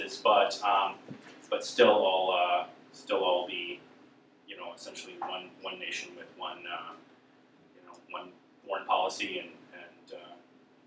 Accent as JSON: {"language": "English", "country": "United States", "said": "as an American"}